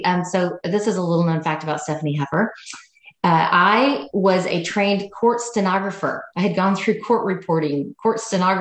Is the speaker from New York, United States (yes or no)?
no; Tulsa, Oklahoma, United States; moved away as an adult; also born or lived in Sherman, Texas / Denison, Texas / Dallas, Texas; now in Hot Springs Village, United States; I'm a Jinx Trojan girl from Tulsa, Oklahoma.